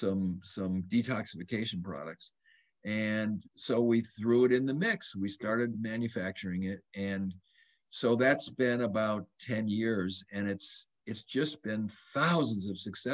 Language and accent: English; Madison, Wisconsin, United States; I grew up in Madison, Wisconsin